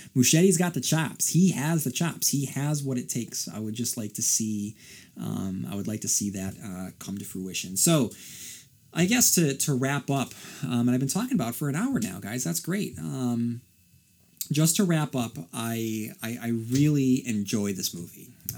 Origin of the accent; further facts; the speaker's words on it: Port Hope, Ontario, Canada; to hear your thoughts on the town they used for Derry, Port Hope, Ontario. Port Hope happens to be my hometown.